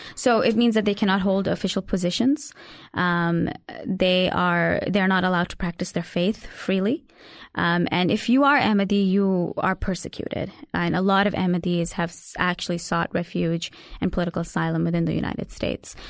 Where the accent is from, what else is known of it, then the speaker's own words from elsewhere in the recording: Karachi, Sindh, Pakistan; I'm from Karachi